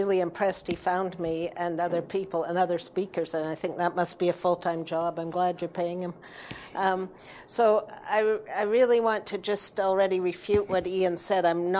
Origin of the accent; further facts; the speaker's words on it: British Columbia, Canada; we are British Columbians as well